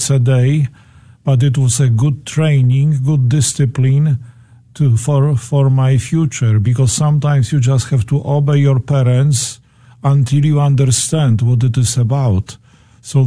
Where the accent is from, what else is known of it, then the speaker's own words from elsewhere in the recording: Toruń, Kuyavian-Pomeranian Voivodeship, Poland; accent: Polish; English is a second language; I was born in Poland, in Toruń